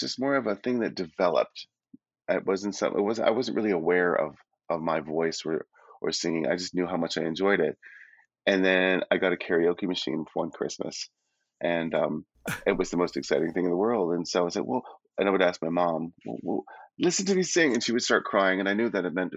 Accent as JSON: {"language": "English", "town": "Calgary", "region": "Alberta", "country": "Canada", "tie": "born or raised there", "also_born_or_lived": "Toronto", "moved": "as an adult", "said": "I was raised in Calgary."}